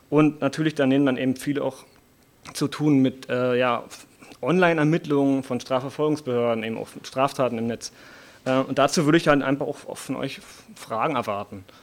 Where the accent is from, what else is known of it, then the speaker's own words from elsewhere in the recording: Potsdam, Brandenburg, Germany; Ich bin aus Potsdam, bin eher aus dem Einzugsbereich Potsdam und Berlin